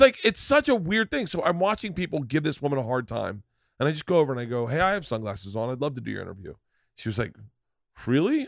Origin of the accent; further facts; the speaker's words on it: Florida, United States; growing up in Florida